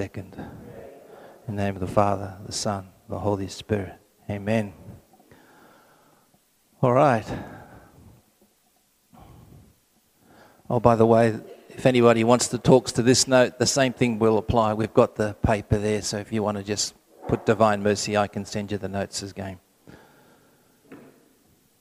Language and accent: English; Sydney, New South Wales, Australia; I'm from Sydney